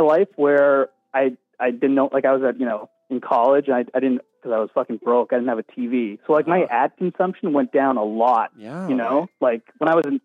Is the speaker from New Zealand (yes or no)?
no; Canada; I was Canadian